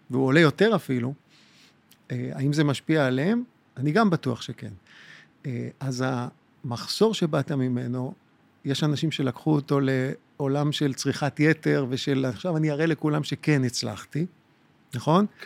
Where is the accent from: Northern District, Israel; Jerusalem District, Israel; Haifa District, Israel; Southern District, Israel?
Jerusalem District, Israel; Jerusalem; moved away as an adult; now in Tel Aviv, Israel; אני גדלתי בקריית יובל בירושלים. אני נולדתי בקריית יובל בירושלים עד גיל ארבע, ובוא נגיד את הגדילה, את הגדילה, את ה-12-13 שנים הבאות, אחר כך העברתי בנווה יעקב.